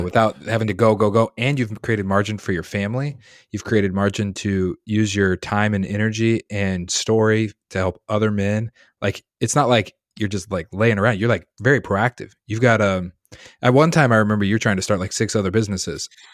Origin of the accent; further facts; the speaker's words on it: Colorado, United States; now in Massachusetts, United States; I grew up in Colorado